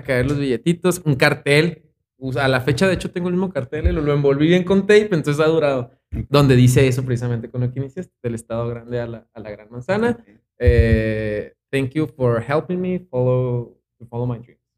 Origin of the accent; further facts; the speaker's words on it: Chihuahua, Mexico; pues soy un chihuahuense, de aquí toda mi vida, aquí viví toda mi vida